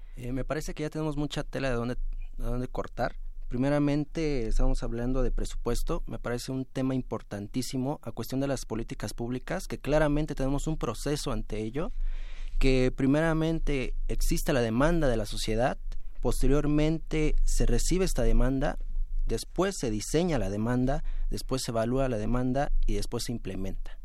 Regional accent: Mexico City, Mexico; Yo soy de Iztapalapa, eh, vivo más de 13 años ahí

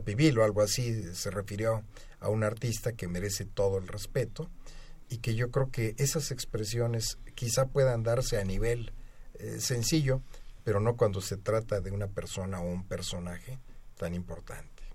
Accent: Mexico; como mexicano

